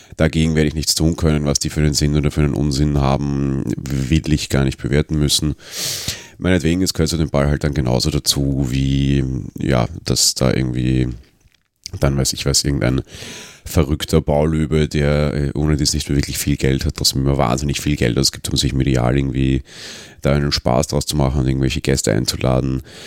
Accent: Vienna, Austria; als Wiener

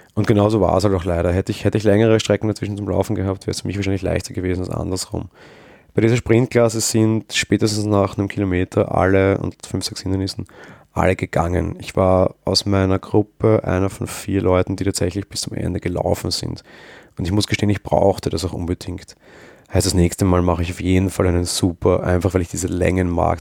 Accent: Austria; Als Österreicher

